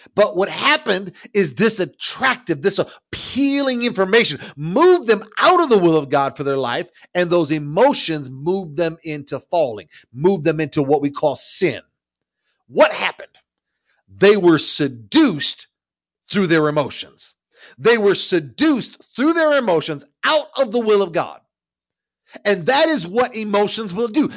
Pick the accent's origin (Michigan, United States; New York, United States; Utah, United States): Michigan, United States; Ownedale; I grew up in a little town called Ownedale, Michigan